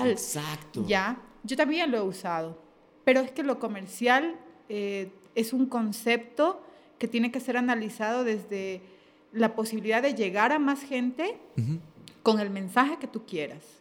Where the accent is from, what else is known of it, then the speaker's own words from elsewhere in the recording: Ecuador; Eh, sí, sí, sí, como, como ecuatorianos en general